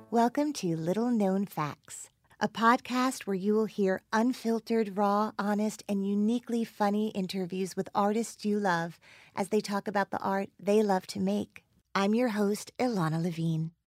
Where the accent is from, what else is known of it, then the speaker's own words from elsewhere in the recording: New Jersey, United States; I grew up in New Jersey.